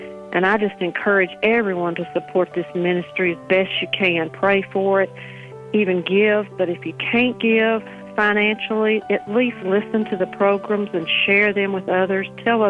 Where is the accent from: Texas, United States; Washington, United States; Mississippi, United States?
Mississippi, United States; I'm from Mississippi.